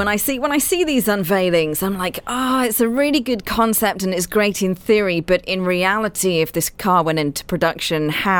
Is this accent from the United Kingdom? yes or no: no; Saudi Arabia; When I grew up in Saudi and when my dad moved there, he had an option.